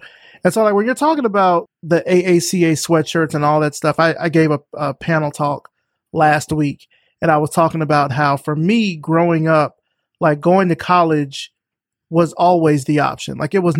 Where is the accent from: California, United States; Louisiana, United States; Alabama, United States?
Alabama, United States; I'm from Alabama